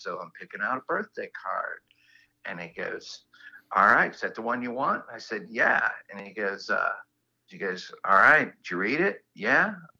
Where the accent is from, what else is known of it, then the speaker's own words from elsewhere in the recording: the South, United States; Well, you know, I mean, I'm from the South, so I thought this was just some weird Yankee tradition that they did.